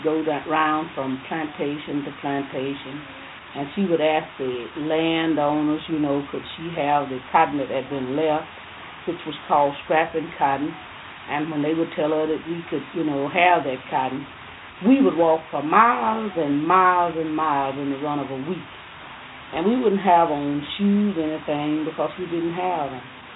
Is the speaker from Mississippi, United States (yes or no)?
yes; Montgomery County, Mississippi, United States; I was born 1917 in Montgomery County, October 6th.